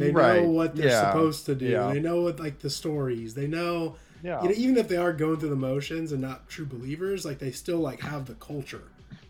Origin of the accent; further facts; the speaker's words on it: Illinois, United States; I was originally from Illinois, too, so even Illinois is